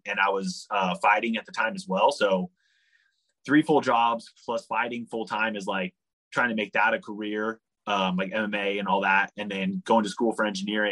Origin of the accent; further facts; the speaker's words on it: San Francisco Bay Area, California, United States; the other side of the Golden Gate Bridge, which is kind of my hometown, my home area